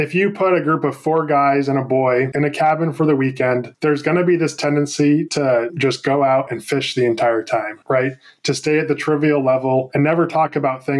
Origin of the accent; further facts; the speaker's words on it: San Francisco Bay Area, California, United States; I grew up in the San Francisco Bay Area